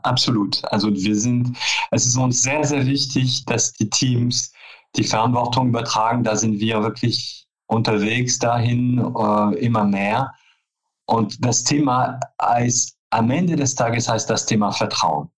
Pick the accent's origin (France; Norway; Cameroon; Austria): France; German is a second language; moved away as an adult; also born or lived in Paris; now in Cologne, Germany; Also ich bin zwar gebürtige Franzose, ähm, bin aber schon ähm, äh, Oktober 89 nach Köln gekommen